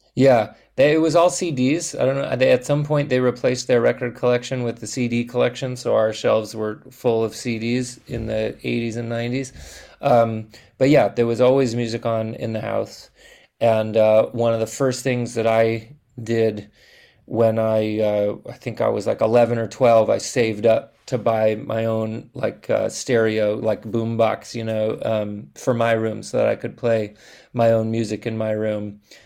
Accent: Los Angeles, California, United States; I'm from Los Angeles. Kenneth and I are both born and raised in Los Angeles

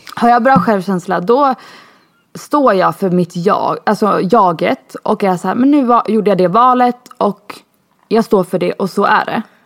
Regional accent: Sweden; moved away as an adult; now in Spain; jag var för svensk.

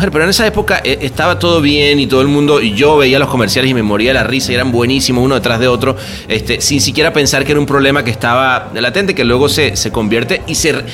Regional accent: Argentina; haber crecido dentro de una cultura publicitaria como la Argentina, pues creo que se ayuda a la exportación que ha habido de, gente de la publicidad, ¿no?

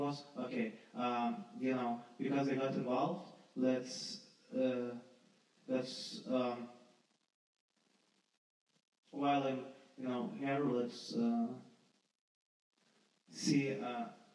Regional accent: Lithuania; moved away as an adult; now in London, United Kingdom; I'm not from London, I'm from Lithuania

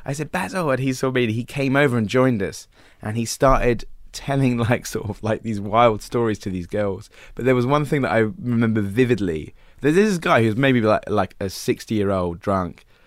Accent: Wells, South West England, United Kingdom; moved away; I grew up there

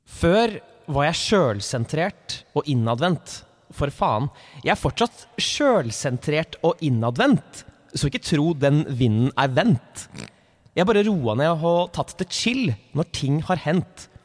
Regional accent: Norway; Jeg er fra Norge.

